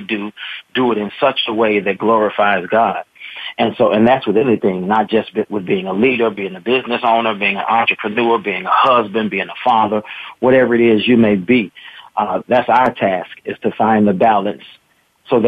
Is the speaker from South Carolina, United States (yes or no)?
no; Gary, Indiana, United States; also born or lived in Little Rock, Arkansas; I was born in Little Rock, raised in Gary, Indiana